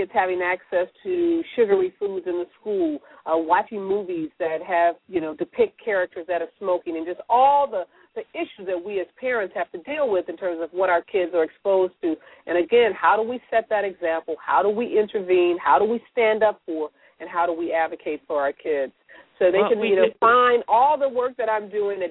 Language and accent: English; St. Louis, Missouri, United States; My hometown